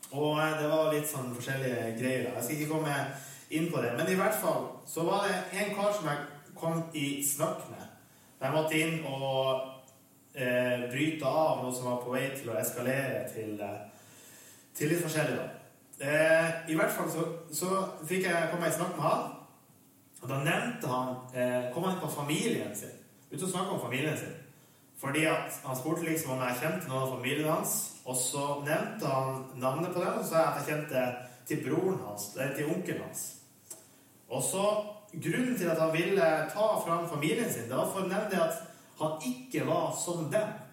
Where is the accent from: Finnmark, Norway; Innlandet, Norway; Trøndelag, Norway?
Finnmark, Norway; Vestre Jakobselv; så er jeg fra Vestre Jakobselv i Øst-Finnmark, i Vadsø kommune. Og bor der for øyeblikket også